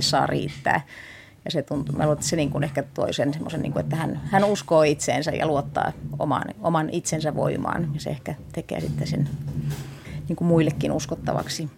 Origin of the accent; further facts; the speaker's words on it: France; moved away; also born or lived in Finland / California; lapsuuteni viettänyt Ranskassa, että se on yhtä lailla mulle semmoinen, niin kuin, että palaa lapsuuden maisemiin